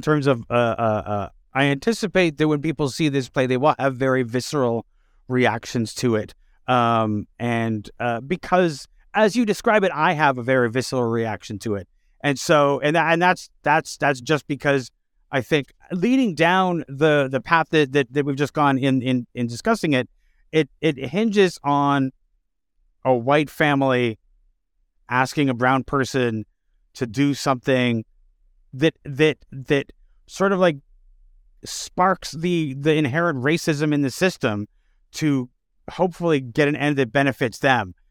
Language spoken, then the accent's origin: English; Canada; as Canadians